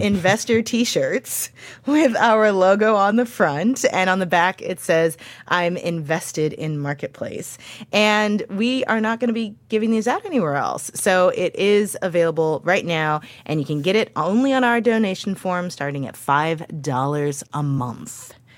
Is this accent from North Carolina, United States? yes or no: no; St. Louis, Missouri, United States; moved away; the neighborhood where I grew up in Saint Louis